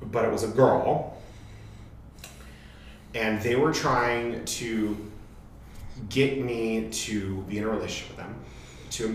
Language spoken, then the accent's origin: English; Utah, United States; I grew up in Utah